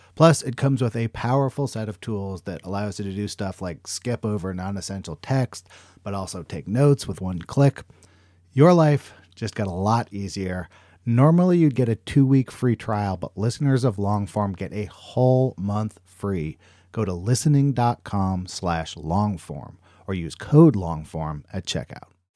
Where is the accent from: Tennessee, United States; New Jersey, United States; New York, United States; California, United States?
California, United States; Berkeley; Berkeley, which is my hometown